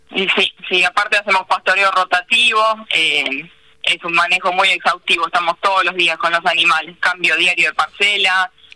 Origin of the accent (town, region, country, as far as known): Paso del Rey, Buenos Aires Province, Argentina; born or raised there; also born or lived in Marcos Paz